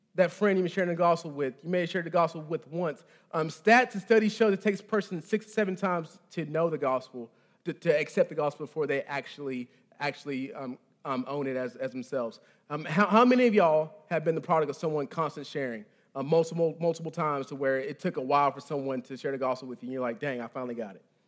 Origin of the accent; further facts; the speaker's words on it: Texas, United States; moved away; I'm from, I'm from Texas, the, the, the great state